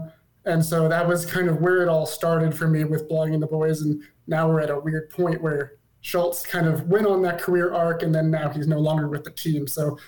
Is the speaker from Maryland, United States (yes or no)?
no; Arizona, United States; For those who don't know, I was born and raised in Arizona.